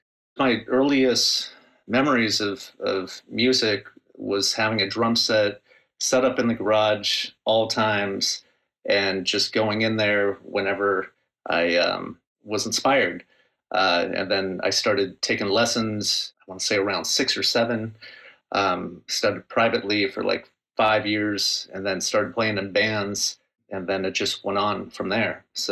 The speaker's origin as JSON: {"language": "English", "town": "Seal Beach", "region": "California", "country": "United States", "tie": "born or raised there", "lives_now": "Long Beach, United States", "said": "I grew up in Seal Beach. It's a very small, quaint town. You don't need a car to get around. And then I moved to Long Beach once I met my wife. But yeah, Seal Beach is my stomping grounds."}